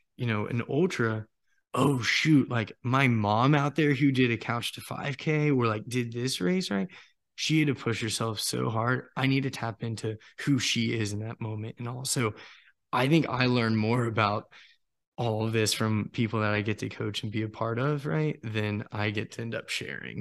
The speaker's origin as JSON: {"language": "English", "town": "Apex", "region": "North Carolina", "country": "United States", "said": "Apex, North Carolina"}